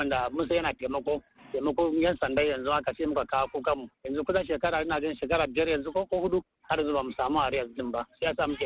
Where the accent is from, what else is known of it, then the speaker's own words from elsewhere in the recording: Kaduna, Kaduna State, Nigeria; moved away as an adult; now in Maiduguri, Nigeria; ni dan Kaduna ne